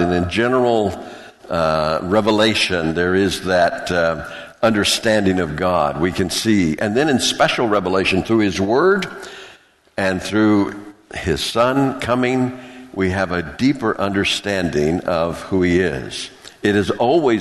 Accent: the South, United States; where I grew up in the South

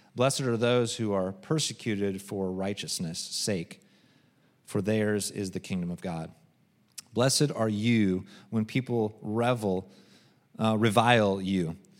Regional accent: United States; I'm American

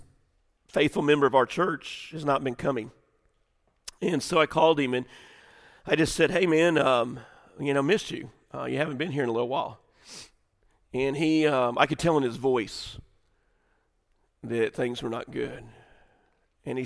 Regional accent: the South, United States; we grew up in the Southern church.

